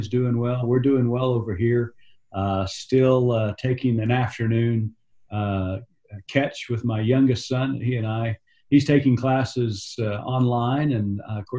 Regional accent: Tulsa, Oklahoma, United States; also born or lived in Texas; I'm a native Okie. I grew up in Tulsa, Oklahoma.

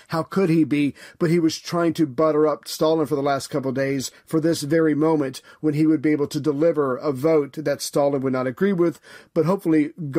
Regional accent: United States; as an American

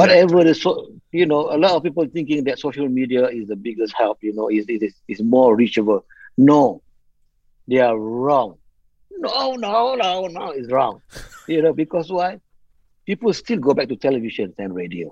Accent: Malaysia; I'm a Malaysian

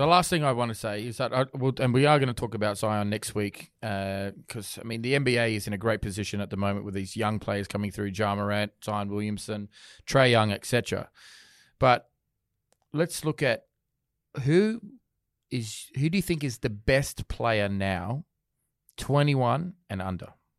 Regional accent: Sydney, New South Wales, Australia; I'm from Sydney

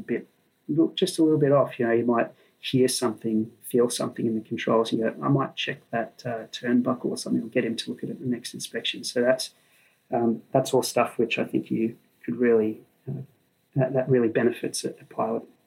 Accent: Sydney, New South Wales, Australia; I grew up in Sydney, so I went to Sydney University.

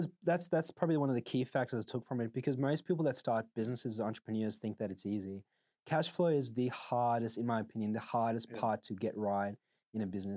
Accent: South Africa; I grew up in South Africa. I think, you know, in an unfortunate country for most people, you're taught to work hard.

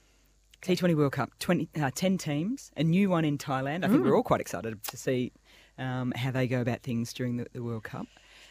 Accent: Australia; we grew up with …, as sort of like a very iconic theme song of Australian summer.

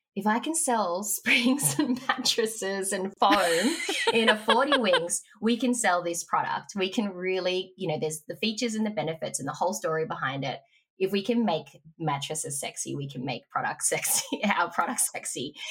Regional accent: Mornington Peninsula, Victoria, Australia; moved away; also born or lived in Melbourne; I grew up on the Mornington Peninsula

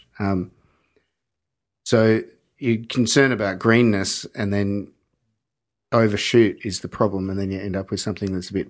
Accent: Mornington Peninsula, Victoria, Australia; We didn't know each other, but we grew up in Mornington Peninsula.

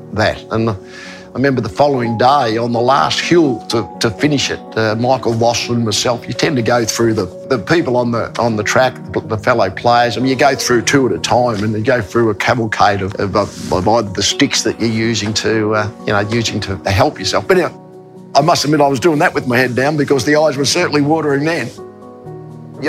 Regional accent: Australia; being Australian

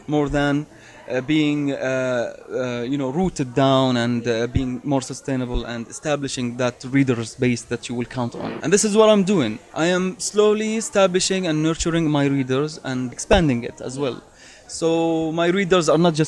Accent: Madaba, Madaba Governorate, Jordan; my hometown, Madaba

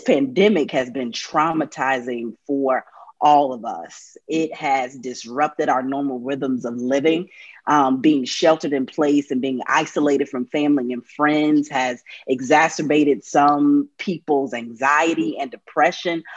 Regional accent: North Carolina, United States; born or raised there

